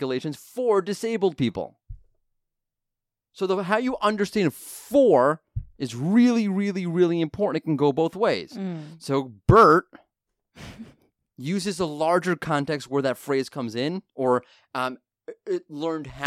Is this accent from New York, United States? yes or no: yes; New York, United States; I'm from New York